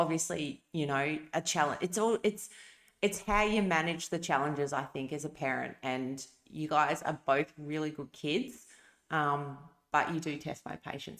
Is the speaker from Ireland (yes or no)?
no; Perth, Western Australia, Australia; I grew up in WA, in a small, well, not small, I suppose, a suburb called City Beach Floreat, and it was amazing. I had the best childhood.